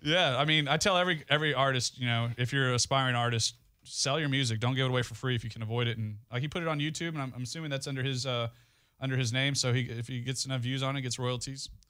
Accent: Goliad, Texas, United States; moved away; back home in Goliad, the De La Garza are a very well-known name in my hometown

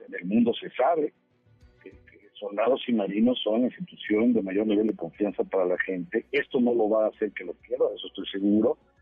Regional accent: Mexico

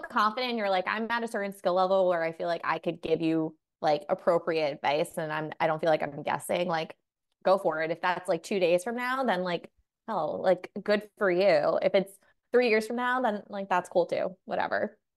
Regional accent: New York, United States; I'm from New York. I grew up like Irish Catholic family. My mom is from the Philippines

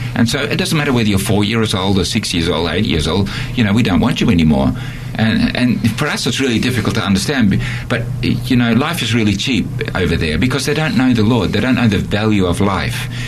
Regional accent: Australia; moved away; also born or lived in Netherlands / Borneo; I'm an Australian and um, I lived in Holland for 10 years and then went back to Australia

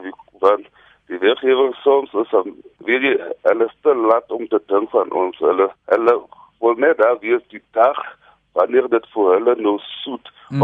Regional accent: Barkly West, Northern Cape, South Africa; now in Kimberley, South Africa; ek het groot geword hier in Tafelberg

